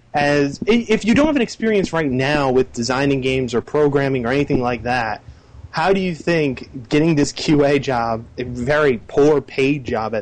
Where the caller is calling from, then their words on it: Albany, New York, United States; Hey, it's … from Albany, New York.